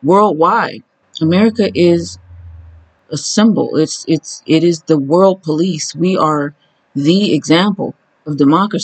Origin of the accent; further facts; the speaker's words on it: United States; as an American who aspires to live